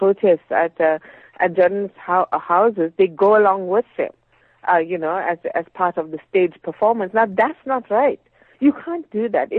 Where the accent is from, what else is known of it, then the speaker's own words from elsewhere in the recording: South Africa; you as a South African citizen